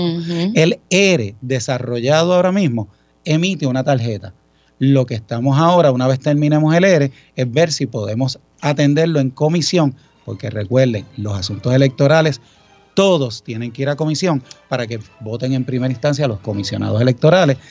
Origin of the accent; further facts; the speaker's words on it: Ponce, Puerto Rico; Pues yo soy ponceño, orgulloso ponceño de corazón